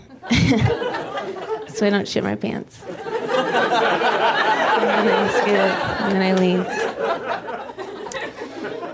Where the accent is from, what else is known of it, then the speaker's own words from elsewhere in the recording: Dayton, Ohio, United States; now in Los Angeles, United States; I am from Dayton, Ohio.